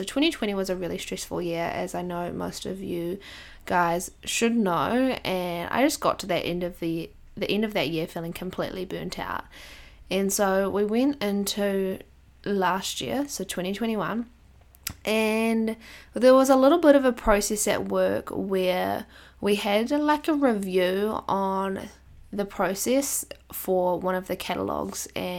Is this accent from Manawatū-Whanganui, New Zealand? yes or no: yes; Palmerston North, Manawatū-Whanganui, New Zealand; So the National Support Office is in my hometown, Palmerston North, which is close to where we live.